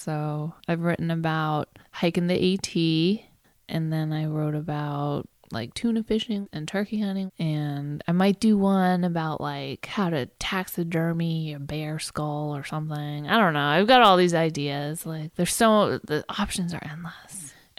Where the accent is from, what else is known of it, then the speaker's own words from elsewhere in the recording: Maine, United States; I grew up in a pretty small town in Maine, pretty rural, about 2,000 people.